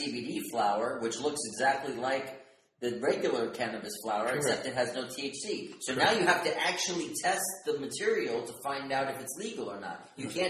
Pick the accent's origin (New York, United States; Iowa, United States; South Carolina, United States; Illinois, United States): New York, United States; New York City; I grew up in Brooklyn, in Bensonhurst. Right. It was a predominantly Italian and Jewish neighborhood. But it was a white neighborhood, by and large, 90%